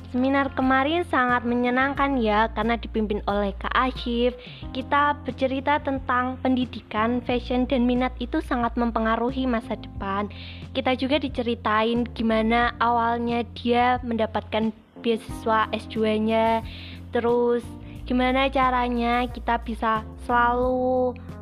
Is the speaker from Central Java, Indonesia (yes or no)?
yes; Jepara, Central Java, Indonesia; Saya berasal dari Sumanding, Kebang, Jepara